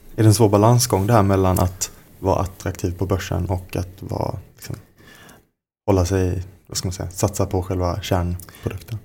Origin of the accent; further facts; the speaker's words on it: Skåne, Sweden; Jag kommer ju från Skåne, som man kanske hör.